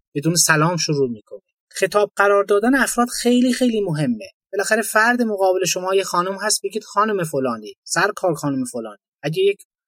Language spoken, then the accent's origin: Persian; Iran